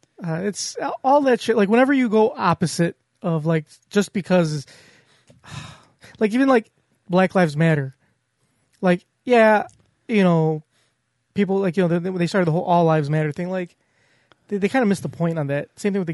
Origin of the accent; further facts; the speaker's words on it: United States; So I'm an American.